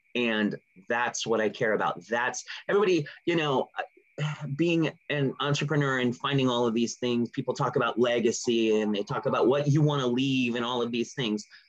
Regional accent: California, United States; I grew up in California

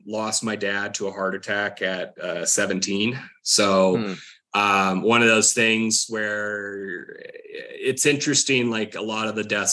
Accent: Wyoming, United States; moved away; growing up in Wyoming, not a ton of culture

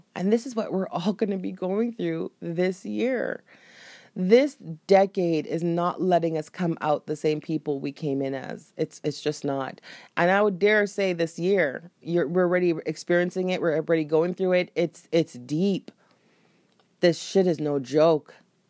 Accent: Jamaica; I knew the culture that I was born into. And I knew being Jamaican and having Jamaican parents, they would not understand.

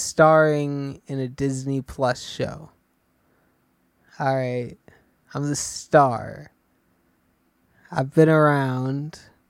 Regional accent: England, United Kingdom; I'm from England, and I was in Pacific Rim.

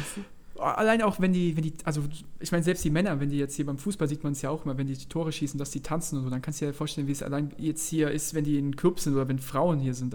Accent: Mainz, Rhineland-Palatinate, Germany; wir kommen aus Mainz

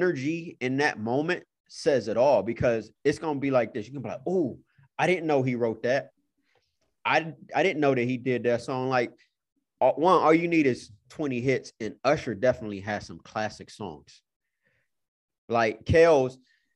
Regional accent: Cleveland, Ohio, United States; I'm from Cleveland

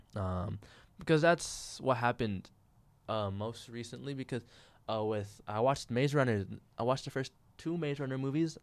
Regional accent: California, United States; born or raised there

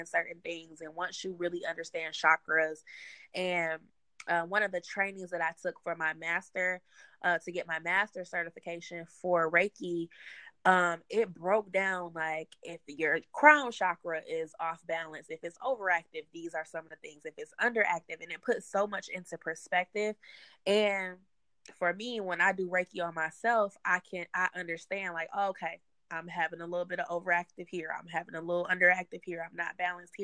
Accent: Detroit, Michigan, United States; now in Atlanta, United States; I'm from Detroit

